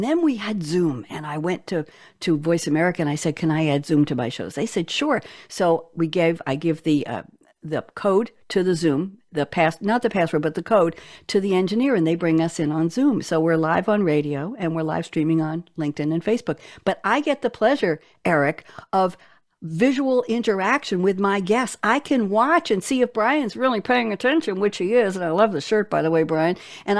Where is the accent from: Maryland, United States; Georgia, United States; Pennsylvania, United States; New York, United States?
New York, United States; because that's how I'm supposed to talk, because I'm a New Yorker, but I don't talk that way.